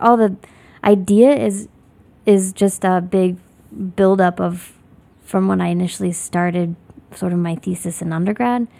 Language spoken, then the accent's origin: English; Lafayette, Indiana, United States; moved away as an adult; also born or lived in Bloomington, Indiana / New York City; now in Chicago, United States; I'm originally from Lafayette, Indiana